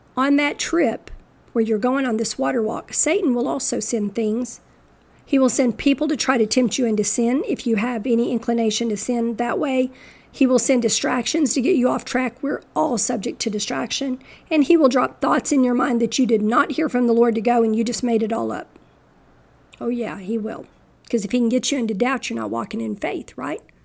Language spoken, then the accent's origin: English; Texas, United States; I'm a Texan